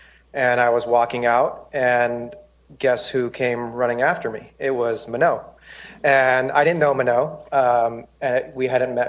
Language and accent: English; Bay Area, California, United States; the community that I grew up in the Muslim Bay Area community or the South Asian Bay Area community.